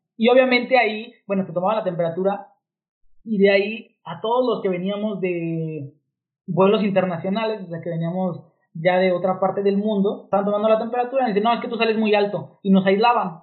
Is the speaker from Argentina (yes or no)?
no; Mexico